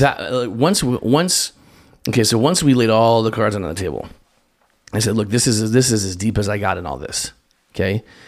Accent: Spokane, Washington, United States; I grew up in Spokane, Washington, Eastern Washington

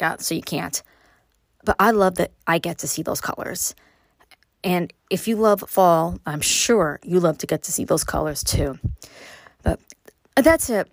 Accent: New York City, New York, United States; moved away as an adult; now in upstate New York, United States; growing up in Brooklyn

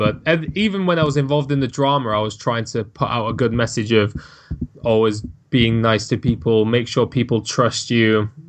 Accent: Manchester, North West England, United Kingdom; accent: Manchester; My accent is so much different now, because I'm from Manchester and it's got quite a thick accent, but I've managed to make myself sound somewhat normal.

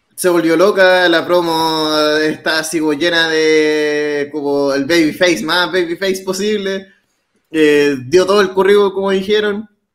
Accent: Chile

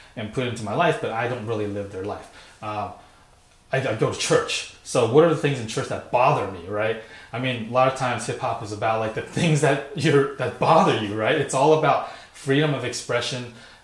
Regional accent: Sacramento, California, United States; also born or lived in San Francisco; I moved from San Francisco to the suburb of Sacramento. And so when I was going to elementary school there

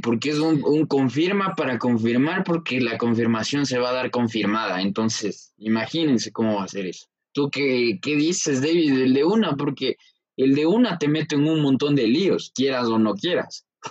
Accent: Ecuador; nosotros como buenos ecuatorianos

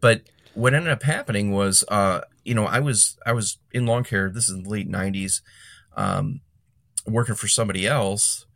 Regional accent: Calumet City, Illinois, United States; I grew up in Cal City, Calumet City

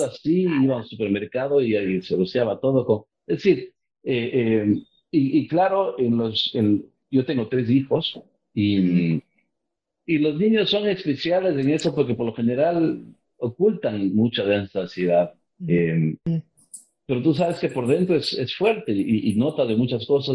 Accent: Ecuador; moved away; also born or lived in Miami; soy fuera del Ecuador

